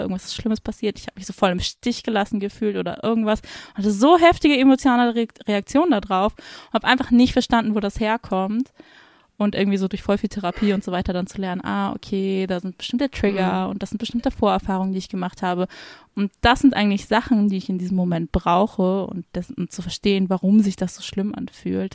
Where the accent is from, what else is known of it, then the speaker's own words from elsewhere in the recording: Hamburg, Germany; moved away as an adult; now in Frankfurt, Germany; ich komme eigentlich aus Hamburg